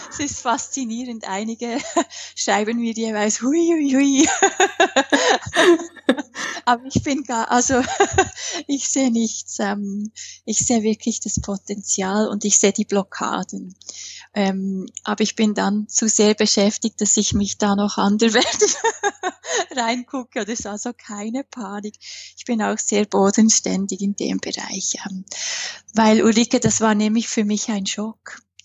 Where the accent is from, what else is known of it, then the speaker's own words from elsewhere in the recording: Switzerland; accent: Swiss; ich bin Schweizerin, das hört man an meinem Akzent.